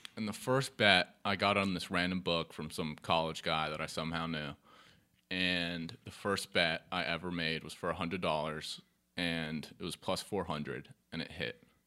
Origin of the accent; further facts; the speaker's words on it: Charlotte, North Carolina, United States; I'm from Charlotte, born in Charlotte all my life, Quinn City. Um, went to Charlotte Latin, um, K through twelve